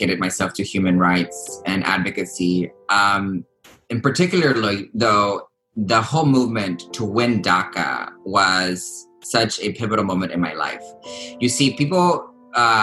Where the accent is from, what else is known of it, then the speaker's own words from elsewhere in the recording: United States; also born or lived in Texas; Folks like me who came to this country at the age of 3 years old, I've grown up watching baseball games, eating hot dogs, pledging allegiance to the flag, singing the Star Spangled Banner